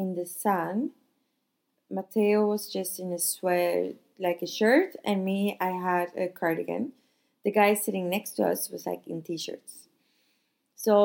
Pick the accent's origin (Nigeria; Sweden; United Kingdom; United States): Sweden; now in Nice, France